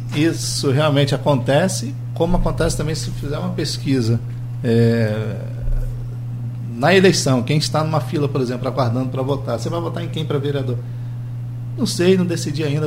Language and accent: Portuguese; Campos dos Goytacazes, Rio de Janeiro, Brazil; como campista, como brasileiro